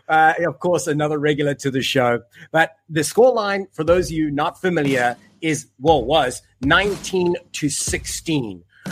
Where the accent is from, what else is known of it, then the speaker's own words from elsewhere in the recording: Des Moines, Iowa, United States; the Des Moines Rugby Football Club in my hometown